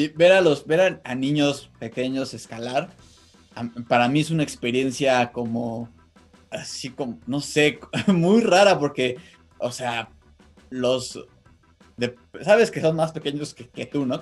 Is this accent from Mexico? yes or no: yes; Mexico; nuestro país